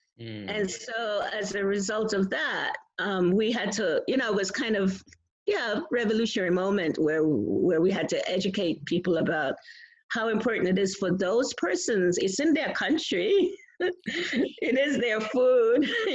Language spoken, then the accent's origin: English; New York, United States; I'm from New York